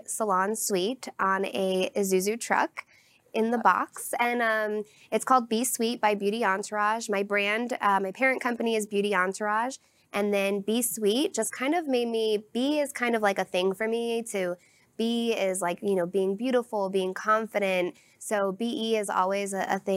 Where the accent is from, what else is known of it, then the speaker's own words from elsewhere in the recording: Irving, Texas, United States; moved away; also born or lived in Connecticut; I'm originally from here. So I was born in Irving